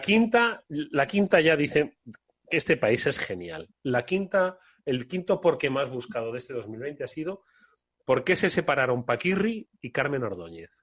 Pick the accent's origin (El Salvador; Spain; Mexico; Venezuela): Spain; Extremadura; en mi pueblo, Extremadura